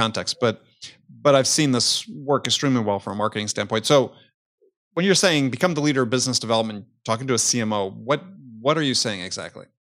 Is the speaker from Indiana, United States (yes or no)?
no; Wisconsin, United States; I grew up in Wisconsin, the heyday of the Green Bay Packers